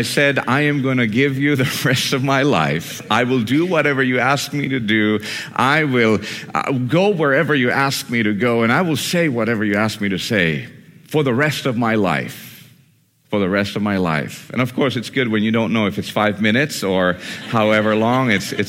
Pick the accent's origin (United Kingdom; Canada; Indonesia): Indonesia; Borneo; And so I grew up in Indonesia amongst Muslims and Hindus and Buddhists and animistic spirit worshipers. And that's where I met Jesus, in the middle of the jungles of Borneo.